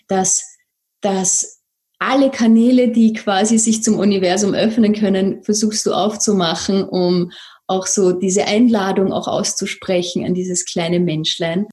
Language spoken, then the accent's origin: German; Vienna, Austria; accent: Viennese; sitze hier in Wien, vielleicht hört man das ein bisschen an meinem Akzent